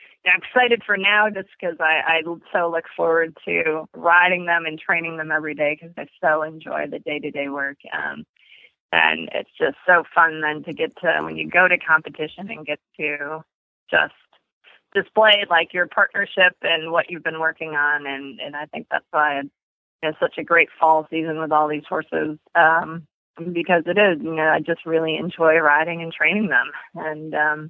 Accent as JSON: {"language": "English", "town": "Barrington", "region": "Illinois", "country": "United States", "tie": "born or raised there", "said": "I'm from Barrington, Illinois, and we had a little 3-stall barn in our backyard. So as a kid, that was what I did"}